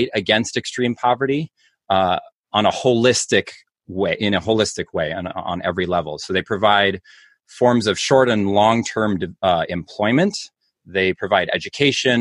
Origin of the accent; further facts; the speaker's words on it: Minneapolis, Minnesota, United States; moved away as an adult; now in Rhinelander, United States; I'm actually originally from Minneapolis, Minnesota